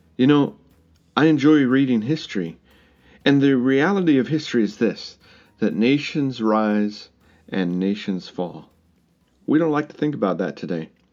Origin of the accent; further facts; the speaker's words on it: United States; moved away; My home country is very divided right now. The United States is divided